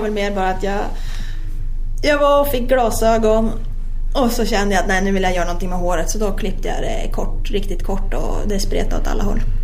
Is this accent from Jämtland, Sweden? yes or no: yes; Sveg, Jämtland, Sweden; när man själv växte upp hemma i Sveg